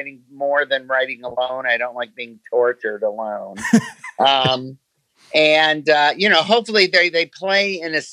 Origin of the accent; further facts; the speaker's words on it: Detroit, Michigan, United States; I was born in Detroit